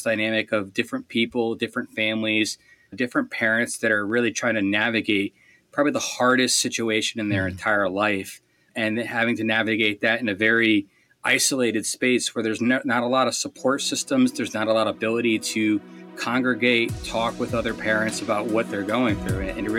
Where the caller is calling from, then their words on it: Connecticut, United States; I'm from Connecticut.